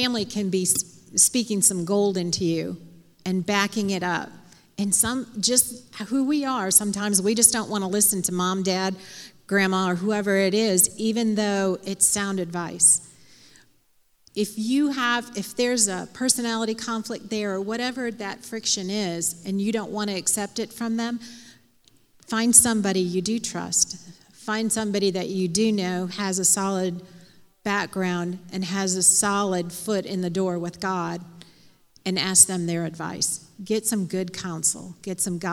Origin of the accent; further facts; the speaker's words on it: outside of Chicago, Illinois, United States; I grew up outside of Chicago